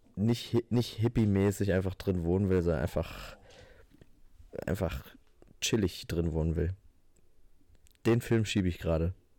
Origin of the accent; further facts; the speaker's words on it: Northern Hesse, Germany; moved away; bei uns in der Region ist, wo ich herkomme